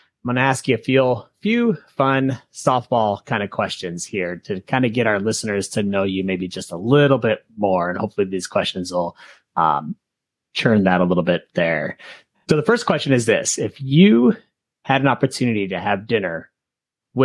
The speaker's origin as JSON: {"language": "English", "region": "Montana", "country": "United States", "said": "I'm from Montana."}